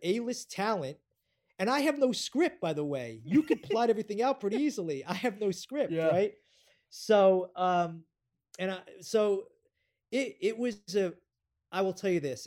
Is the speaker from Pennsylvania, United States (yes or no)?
no; New York, United States; I'm a New Yorker